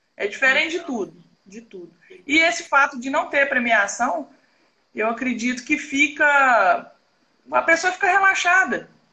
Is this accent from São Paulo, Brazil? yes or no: no; Minas Gerais, Brazil; A gente puxa mais pro lado de Minas aqui, porque eu sou mineira.